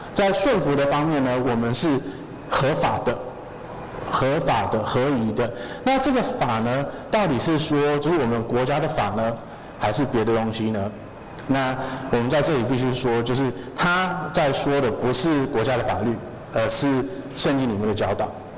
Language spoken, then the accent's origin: Chinese; Taiwan; 要是哪一天我觉得哦，我我要要有哪一天我可以去奥林匹克比赛或什么的，我就是台湾人这样子。